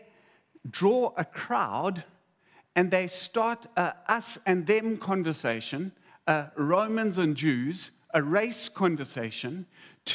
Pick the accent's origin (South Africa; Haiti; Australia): South Africa